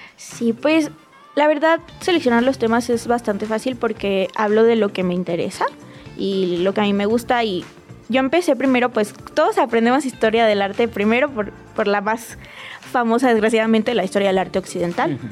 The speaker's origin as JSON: {"language": "Spanish", "town": "Ciudad Victoria", "region": "Tamaulipas", "country": "Mexico", "also_born_or_lived": "Monterrey", "moved": "yes", "lives_now": "Mexico City, Mexico", "said": "yo soy de provincia, de Victoria"}